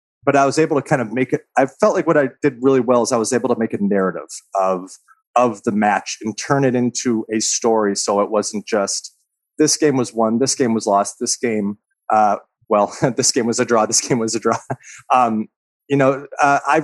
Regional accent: Chicago suburbs, Illinois, United States; moved away as an adult; now in New York, United States; I came from Chicago. The suburbs

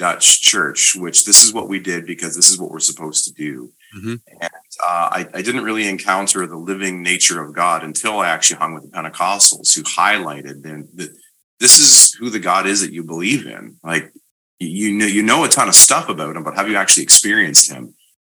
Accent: Canada; Yeah, we're both Canadian.

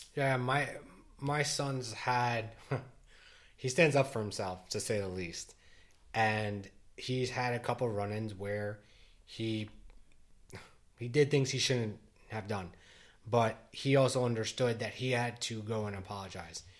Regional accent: New Jersey, United States; born and raised in Jersey. I live in, in the same town I grew up

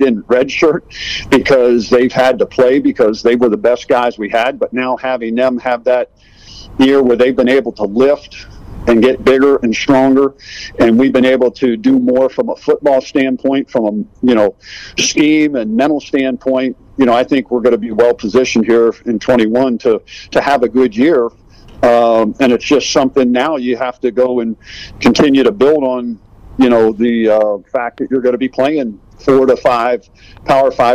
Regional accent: Pennsylvania-Maryland border, United States; I grew up right basically on the Pennsylvania-Maryland border

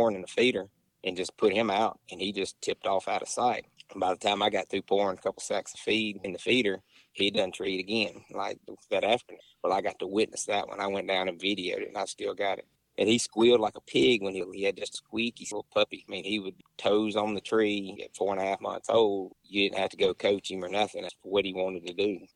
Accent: Crystal Springs, Mississippi, United States; I'm from Crystal Springs. It's about probably 30 minutes south of Jackson

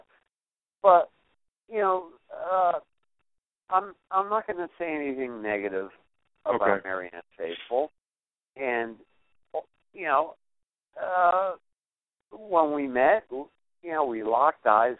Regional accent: New Haven, Connecticut, United States; moved away; I got stuck in New Haven, my hometown

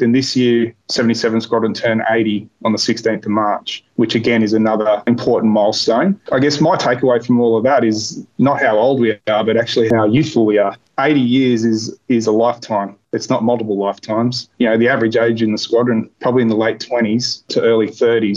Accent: Port Macquarie, New South Wales, Australia; also born or lived in Bega, New South Wales / Cowra, New South Wales; I grew up in Port Macquarie

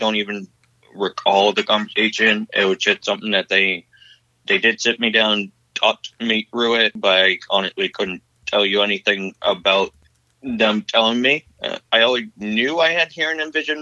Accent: south of Boston, Eastern Massachusetts, United States; I'm from Eastern Massachusetts, which is a little bit south of Boston

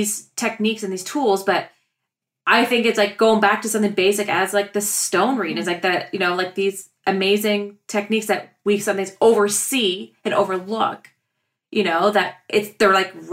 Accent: Ontario, Canada; we're strictly Canadian

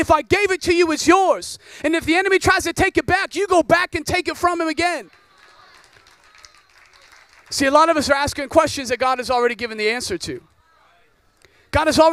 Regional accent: Oregon, United States; I grew up in Oregon, rains all the time.

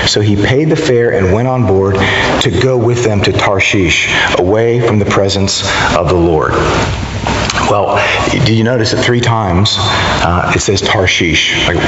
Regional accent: the South, United States; I don't usually put it like that because I'm from the South, you know.

